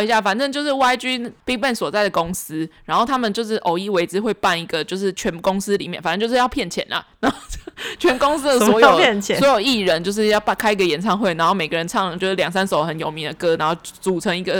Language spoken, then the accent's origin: Chinese; Taoyuan, Taiwan; 桃园，是我们的老家。